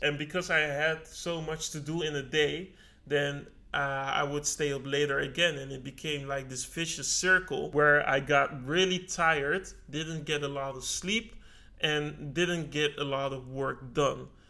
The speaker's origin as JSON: {"language": "English", "country": "Netherlands", "tie": "born or raised there", "said": "I was born in the Netherlands"}